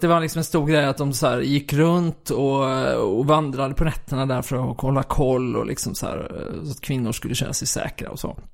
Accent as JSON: {"language": "Swedish", "town": "Kristianstad", "region": "Skåne", "country": "Sweden", "tie": "born or raised there", "said": "Jag är uppvuxen i Kristianstad"}